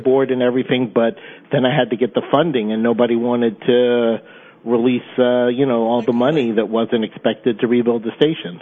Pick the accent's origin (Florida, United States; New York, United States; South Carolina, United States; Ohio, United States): South Carolina, United States; Charleston; moved away; I'm from Charleston, South Carolina